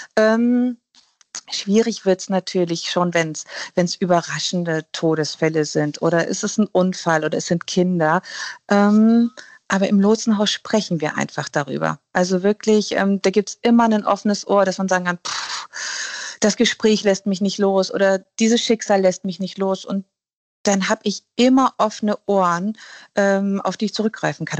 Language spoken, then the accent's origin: German; Germany; bei uns in Deutschland